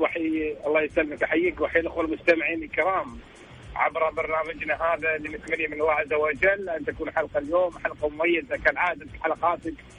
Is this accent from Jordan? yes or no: no; Kuwait; احنا احنا ككويتيين